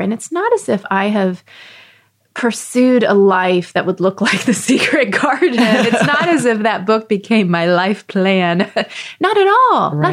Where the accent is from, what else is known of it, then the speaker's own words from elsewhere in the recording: Texas, United States; I grew up in Texas